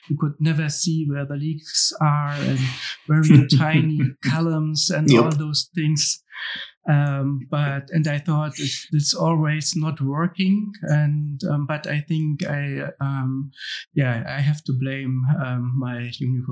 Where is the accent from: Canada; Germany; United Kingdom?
Germany; Hamburg; I was born and raised in Hamburg